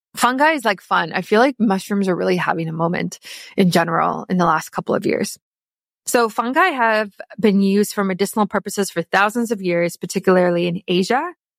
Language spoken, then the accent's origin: English; South Africa; now in Canada; I am South African